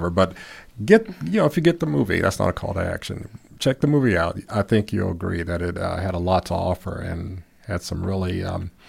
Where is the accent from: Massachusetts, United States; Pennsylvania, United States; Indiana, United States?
Indiana, United States; Gary; I grew up in Gary